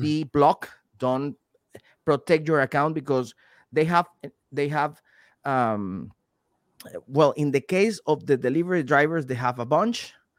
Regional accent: Venezuela; moved away; also born or lived in Panama; I'm from Venezuela, and I spent three years and a half living in Panama

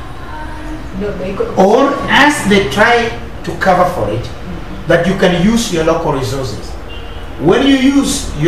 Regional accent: Kenya; as a Kenyan

